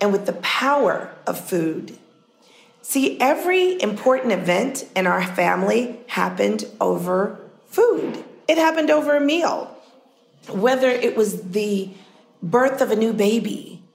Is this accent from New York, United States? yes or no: yes; New York City, New York, United States; growing up in Harlem